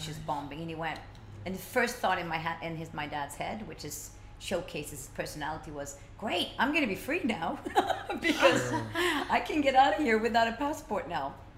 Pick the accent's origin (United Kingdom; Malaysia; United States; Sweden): Sweden; Stockholm, Stockholm County; when I was a little kid growing up in Stockholm